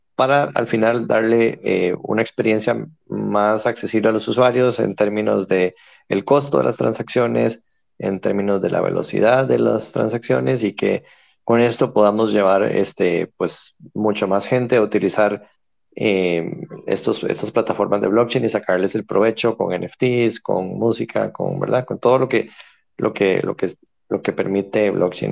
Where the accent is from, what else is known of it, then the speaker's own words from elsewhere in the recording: San José, Costa Rica; soy de San José, Costa Rica